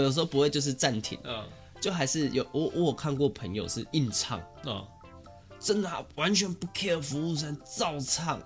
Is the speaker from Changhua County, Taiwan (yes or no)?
no; Taichung, Taiwan; 我们是台中人